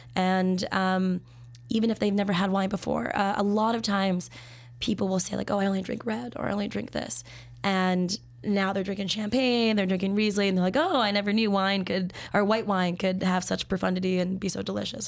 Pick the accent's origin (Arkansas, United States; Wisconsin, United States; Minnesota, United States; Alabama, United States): Minnesota, United States; moved away as an adult; now in Chicago, United States; I'm from Minnesota